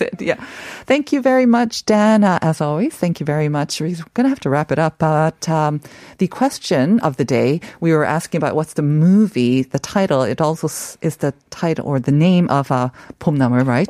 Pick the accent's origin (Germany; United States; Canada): Canada; when I was growing up in Canada